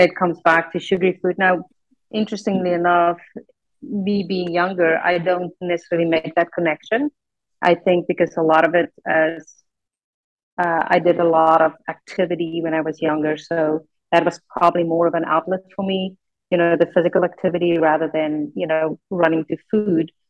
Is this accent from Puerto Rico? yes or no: no; South Africa; English is a second language; moved away; I grew up in South Africa.